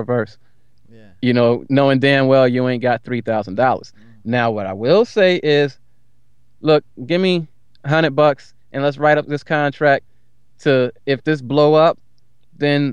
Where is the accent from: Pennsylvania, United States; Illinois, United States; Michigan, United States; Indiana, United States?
Pennsylvania, United States; Philadelphia; I'm from Philly.